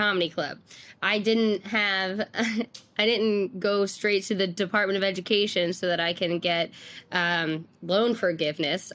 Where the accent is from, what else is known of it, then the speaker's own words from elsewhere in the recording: New York City, New York, United States; I'm from Staten Island